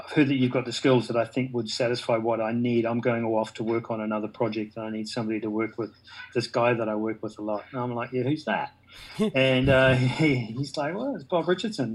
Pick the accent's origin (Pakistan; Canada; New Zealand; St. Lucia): New Zealand; I'm a Kiwi.